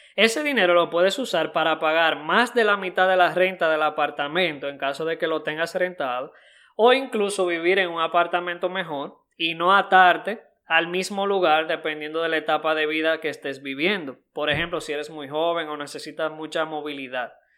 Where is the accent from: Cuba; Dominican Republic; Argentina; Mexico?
Dominican Republic; en mi país Punta Cana